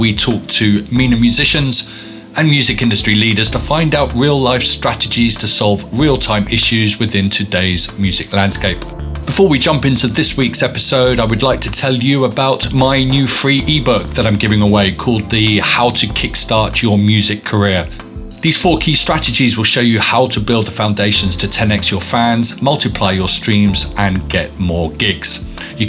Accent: England, United Kingdom; As an Englishman

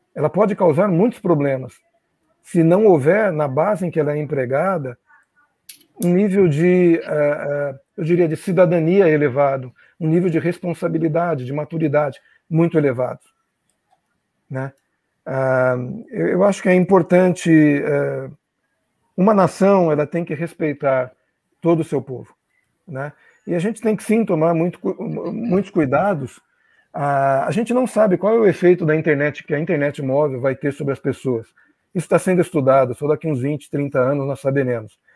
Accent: Brazil; moved away; como brasileiro, pessoa que já vive aqui há 50 e tantos anos e viveu fora do Brasil também muito tempo

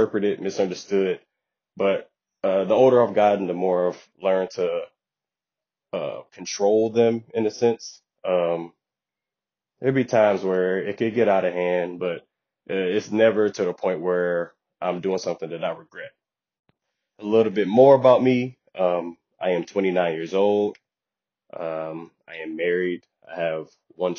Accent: Detroit, Michigan, United States; also born or lived in the South; I spent the majority of my childhood in Detroit, Michigan

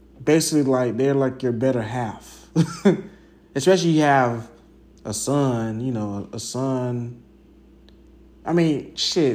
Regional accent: Jacksonville, Florida, United States; where I grew up in Arlington, Southside

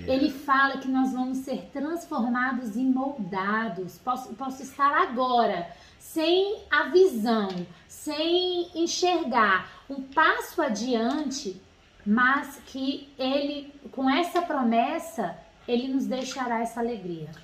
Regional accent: Brasília, Federal District, Brazil; now in Rio de Janeiro, Brazil; nós não somos daqui de Bra, daqui do Rio, nós somos de Brasília

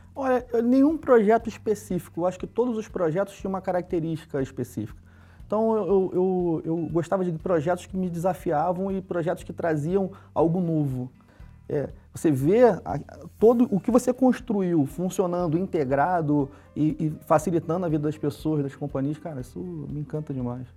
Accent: Rio de Janeiro, Brazil; Sou carioca, né, da Gema, nasci na zona norte do Rio de Janeiro

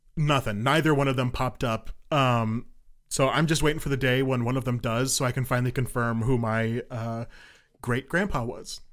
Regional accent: Colorado, United States; moved away as an adult; now in Kansas, United States; I'm from Colorado.

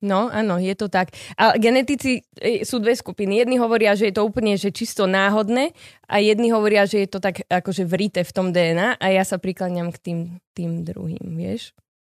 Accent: Bratislava, Bratislava Region, Slovakia; also born or lived in Bergamo, Italy; Ja som sa narodila v Bratislave

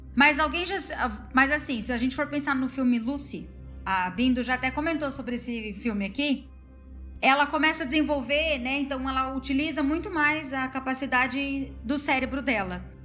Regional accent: Paraná, Brazil; eu sou do Paraná

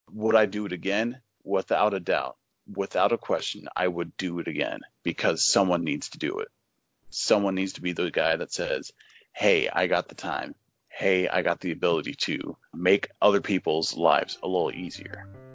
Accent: Oregon, United States; I was born and raised in Oregon, uh, which is, uh, on the west coast of the United States.

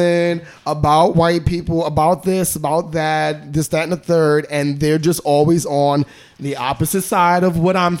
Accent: New York City, New York, United States; I'm from Brownsville. I'm from the hood

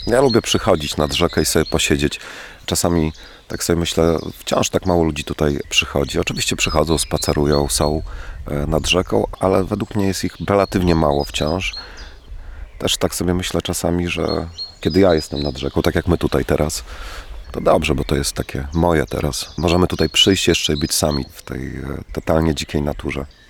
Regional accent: Włodawa, Lublin Voivodeship, Poland; moved away as an adult; also born or lived in Czech Republic / Florence, Italy / London; Urodziłem się tutaj, urodziłem się we Włodawie. Tutaj chodziłem do szkoły

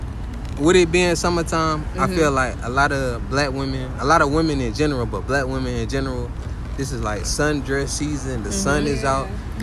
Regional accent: Atlanta, Georgia, United States; moved away as an adult; now in New Orleans, United States; I'm from Atlanta.

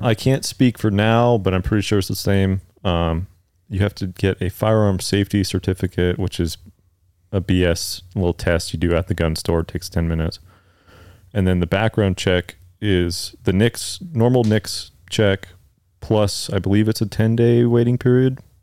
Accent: San Mateo County, California, United States; moved away as an adult; now in West Texas, United States; I'm from, uh, San Mateo County, California.

